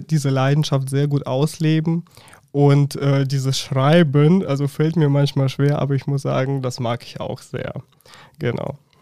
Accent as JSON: {"language": "German", "country": "Russia", "second_language": "German", "moved": "as an adult", "lives_now": "Germany", "said": "ich komme ursprünglich aus Russland und bin bereits seit neun Jahren in Deutschland"}